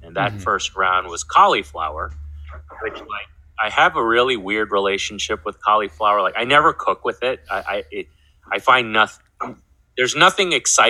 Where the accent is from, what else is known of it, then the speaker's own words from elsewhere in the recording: East Coast, United States; very different from my experiences growing up on the East Coast.